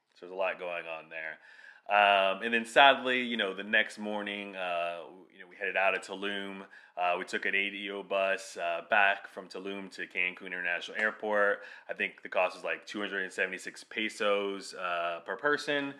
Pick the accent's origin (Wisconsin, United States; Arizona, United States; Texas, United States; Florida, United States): Florida, United States; South; we're from South Florida